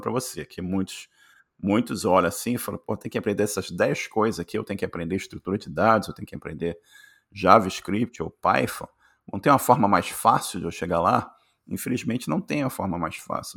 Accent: Rio de Janeiro, Brazil; moved away as an adult; now in Canada; eu, nasci no Rio de Janeiro, classe, classe média

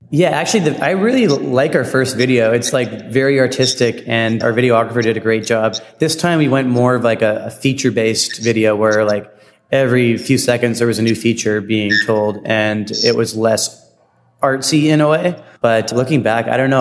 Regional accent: Vancouver, British Columbia, Canada; from Vancouver, BC. I like to think we don't have as a strong accent as our friends out in the East. Yeah, we are definitely Canadian

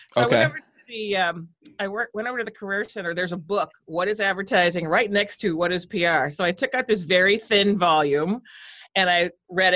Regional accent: right outside of Boston, Massachusetts, United States; moved away as an adult; also born or lived in Providence, Rhode Island / Minnesota; now in California, United States; I was born on the East Coast. I grew up in right outside of Boston and then Providence, Rhode Island for high school

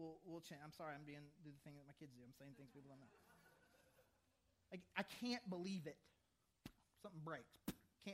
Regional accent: the South, United States; I'm from the South

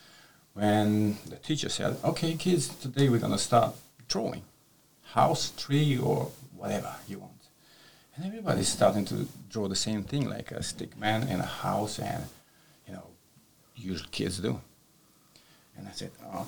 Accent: Romania; English is a second language; moved away as an adult; also born or lived in Spain; now in St Ives, United Kingdom; I was born in Romania, kind of west side of the country

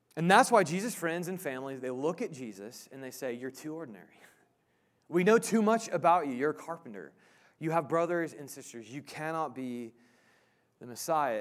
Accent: Indiana, Midwest, United States; also born or lived in Illinois; now in Kansas, United States; I grew up in the Midwest, Indiana, Illinois

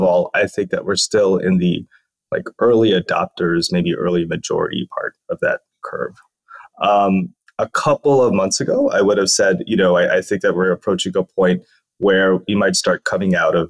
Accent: Philippines; born there; also born or lived in United States; I'm a dual citizen of the US and the Philippines. I was born in the Philippines and then went to school in the US and then went back and forth a lot.

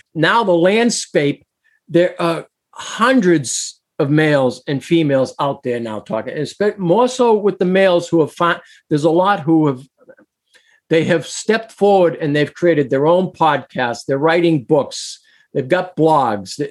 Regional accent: Boston, Massachusetts, United States; moved away; also born or lived in New Hampshire; I was born in Boston, but lived in Massachusetts, then moved to New Hampshire

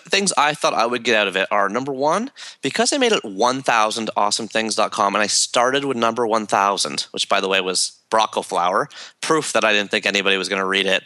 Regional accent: Toronto, Ontario, Canada; growing up in Toronto and Canada

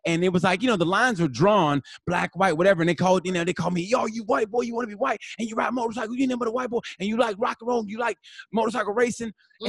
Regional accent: Oklahoma, United States; I grew up in Oklahoma.

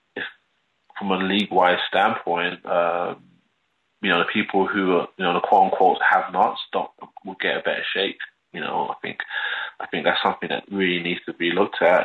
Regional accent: London, United Kingdom; also born or lived in Stoke Newington, Hackney; growing up in London

